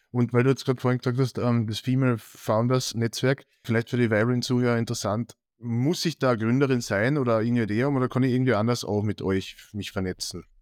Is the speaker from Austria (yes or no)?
yes; Austria; bei uns in Österreich